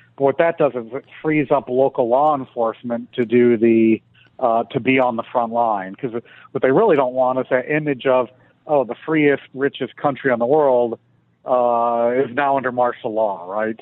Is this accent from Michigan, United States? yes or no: yes; Detroit, Michigan, United States; moved away as an adult; now in Washington, D.C., United States; Detroit, you know, my hometown